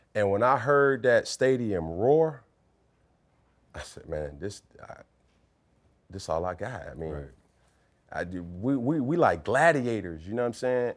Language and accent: English; Atlanta, Georgia, United States; I'm from Atlanta, Georgia